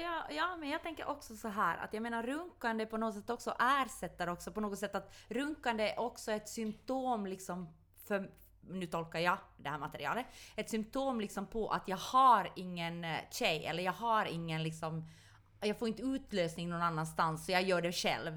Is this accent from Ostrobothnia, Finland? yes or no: yes; Ostrobothnia, Finland; jag är från Österbotten